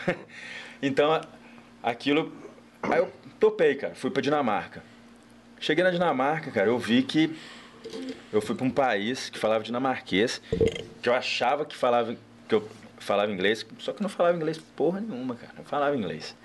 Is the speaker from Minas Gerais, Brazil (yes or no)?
yes; Cataguases, Minas Gerais, Brazil; now in Juiz de Fora, Brazil; morei dos 4 aos 14.